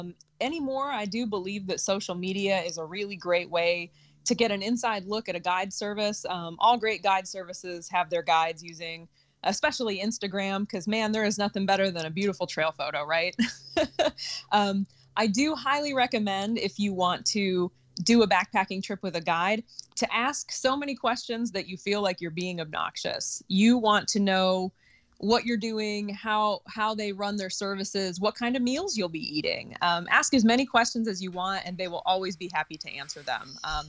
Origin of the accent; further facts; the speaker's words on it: Sevierville, Tennessee, United States; moving back to the town I grew up in Sevierville, Tennessee, Dolly Parton's hometown, just outside of the Great Smoky Mountains National Park.